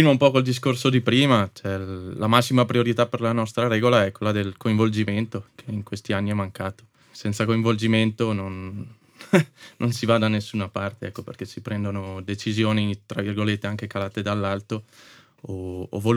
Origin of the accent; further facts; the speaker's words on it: Ziano, Trentino-Alto Adige, Italy; also born or lived in Moena; di Ziano, in realtà per metà sono di Moena.